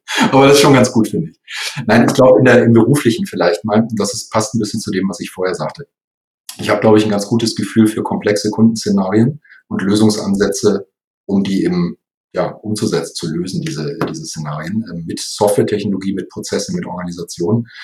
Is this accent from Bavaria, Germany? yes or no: no; Lower Saxony, Germany; also born or lived in Munich; ich in Nordlicht bin, also gebürtiger Niedersachse